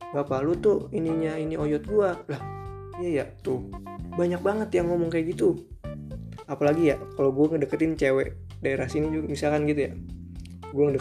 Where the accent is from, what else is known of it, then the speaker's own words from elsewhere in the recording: Bekasi, West Java, Indonesia; also born or lived in Jakarta; Gue lahir di Jakarta 3 Juli 2001 ya umur gue kira-kira sekitaran 19 dah 19 ya 19 gue tinggal di Bekasi asal gue Bekasi dan bokap nyokap atau mak babeh juga tinggalnya di Bekasi